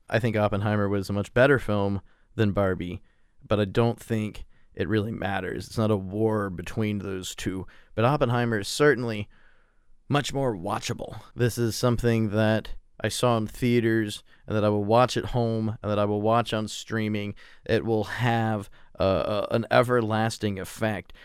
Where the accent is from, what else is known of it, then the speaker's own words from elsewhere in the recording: United States; being an American